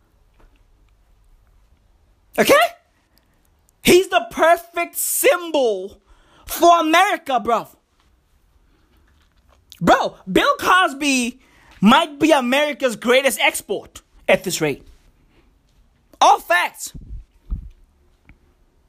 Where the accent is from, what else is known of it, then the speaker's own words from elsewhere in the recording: South Africa; I live in South Africa. I'm South African